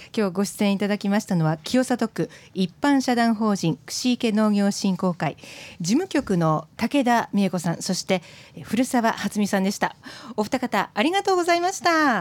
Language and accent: Japanese; Kashiwazaki, Niigata, Japan; 私生まれは柏崎で